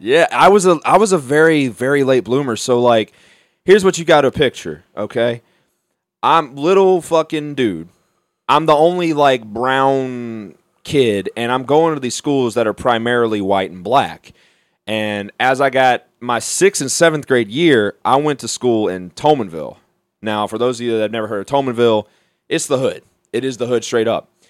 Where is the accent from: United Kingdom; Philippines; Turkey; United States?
United States; Mobile, Alabama; now in Beaver County, Pennsylvania, United States; Mobile is where I'm from